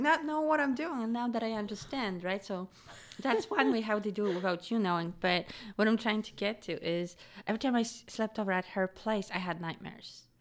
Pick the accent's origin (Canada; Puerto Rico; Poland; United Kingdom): Poland; moved away; I grew up in Poland.